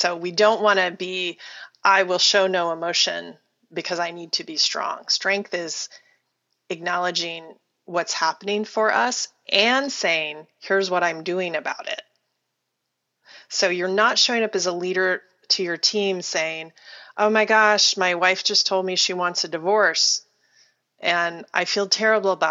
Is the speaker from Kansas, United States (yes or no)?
yes; Wichita, Kansas, United States; moved away; I was born in Wichita, Kansas, which is about the most Midwestern town in the Midwest you can possibly be from.